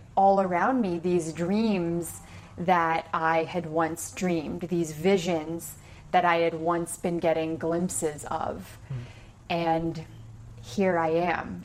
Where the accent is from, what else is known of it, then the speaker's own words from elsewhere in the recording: about an hour from Toronto, Ontario, Canada; moved away; I grew up about an hour from Toronto